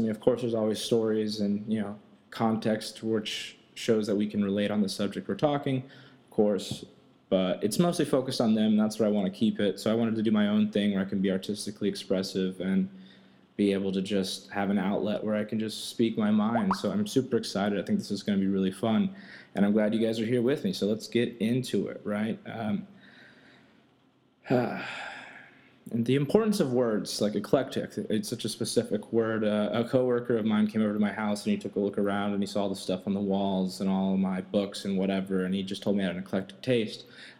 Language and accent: English; Brazil; English is a second language; also born or lived in Texas / California; now in United States; because I'm from Brazil, lived in Texas for 11 years, and then I moved out to California in 2008, so I'm from all over.